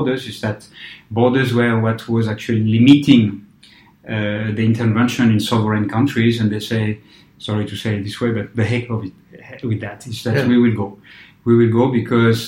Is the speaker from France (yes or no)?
yes; France; moved away as an adult; I come from a very politicized society, you know, in France, in the 70s and 80s when I was at the school